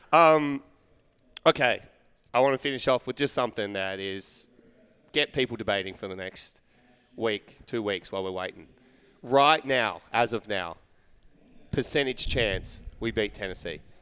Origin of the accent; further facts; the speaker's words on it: Australia; being Australian